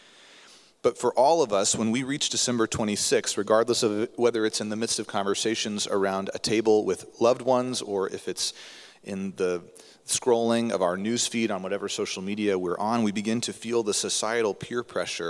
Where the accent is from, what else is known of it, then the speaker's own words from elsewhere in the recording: United States; being an American